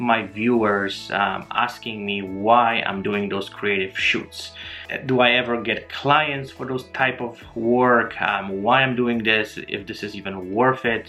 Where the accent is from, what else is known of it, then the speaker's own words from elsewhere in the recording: Poland; moved away; I'm originally from Poland and my family still lives here